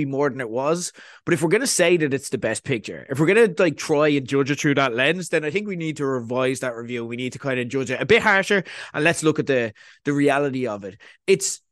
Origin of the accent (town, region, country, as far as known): Ireland